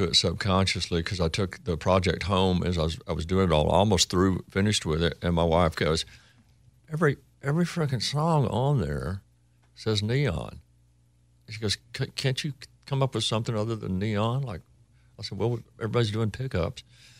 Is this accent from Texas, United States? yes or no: yes; Coleman, Texas, United States; I would say I was born in Texas and I spent more time there than any other place.